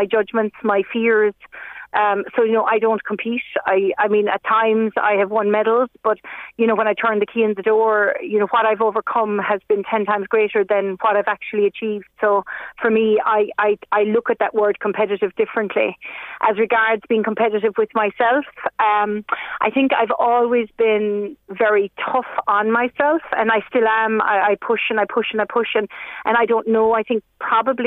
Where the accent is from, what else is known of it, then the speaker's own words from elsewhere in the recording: Dingle, Munster, Ireland; I grew up here in Dingle